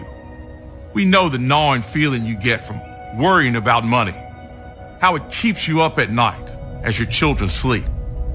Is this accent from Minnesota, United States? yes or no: no; Greensboro, North Carolina, United States; I grew up poor here in Greensboro